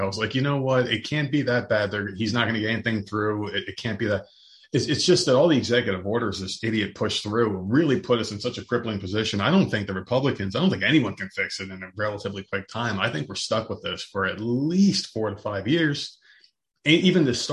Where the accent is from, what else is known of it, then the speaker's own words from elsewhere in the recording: Middlesex, New Jersey, United States; I grew up in New Jersey, just like you, in a very small town called Middlesex